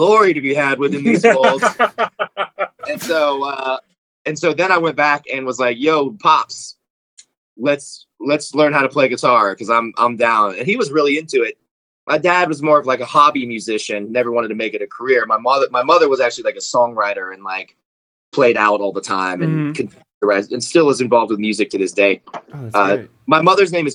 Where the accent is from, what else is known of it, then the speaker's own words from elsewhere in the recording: Atlanta, Georgia, United States; also born or lived in Tacoma, Washington; I grew up in Atlanta